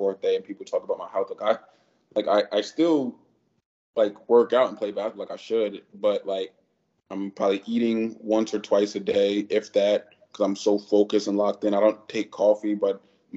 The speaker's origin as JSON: {"language": "English", "town": "Bridgeport", "region": "Connecticut", "country": "United States", "also_born_or_lived": "Los Angeles", "moved": "yes", "lives_now": "Puerto Rico", "said": "I'm from Bridgeport, Connecticut, but it's like right 20 minutes from New York"}